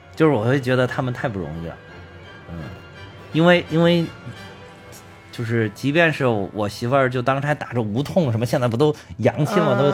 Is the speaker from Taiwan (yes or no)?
no; China; 我们就是中国人